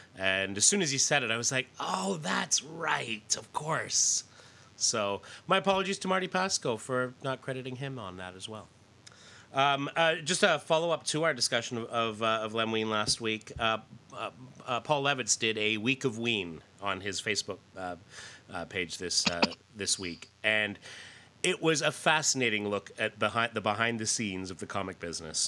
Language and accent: English; Canada; I grew up in Canada.